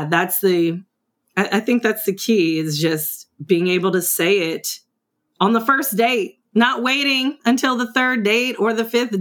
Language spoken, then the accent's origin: English; California, United States; also born or lived in East St. Louis, Illinois; the day after I turned one, my mom took me on a plane to California